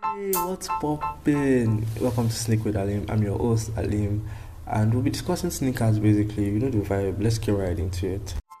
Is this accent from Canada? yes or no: no; Nigeria; As a Nigerian